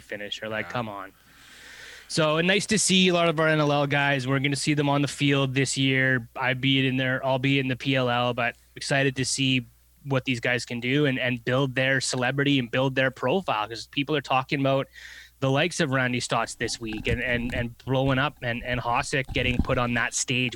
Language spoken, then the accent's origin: English; Canada; growing up in Canada